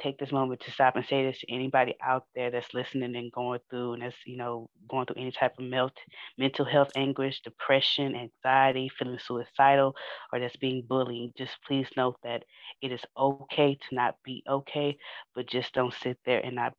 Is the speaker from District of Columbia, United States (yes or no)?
no; Houston, Texas, United States; I'm from Fifth Ward in Houston